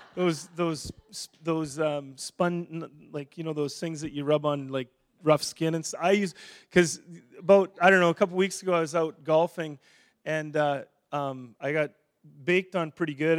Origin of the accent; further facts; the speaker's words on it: Saskatchewan, Canada; also born or lived in Edmonton; now in Winnipeg, Canada; I grew up in Saskatchewan